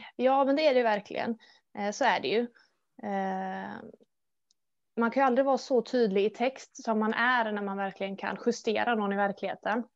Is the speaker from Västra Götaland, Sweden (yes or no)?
yes; Gothenburg, Västra Götaland, Sweden; Jag är född och uppvuxen i Göteborg. Framförallt Hisingen där då.